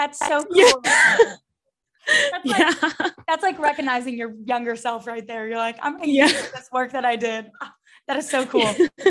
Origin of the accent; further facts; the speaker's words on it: the Bible Belt, the South, United States; growing up in the Bible Belt.